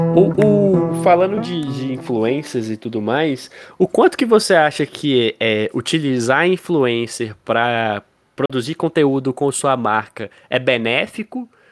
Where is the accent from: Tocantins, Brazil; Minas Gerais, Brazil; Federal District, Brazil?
Minas Gerais, Brazil; Pirapora; moved away as an adult; now in Montes Claros, Brazil; a gente é de Pirapora, uma cidade no interior de Minas. É, a gente nasceu em Pirapora, né? Hoje eu tô em Montes Claros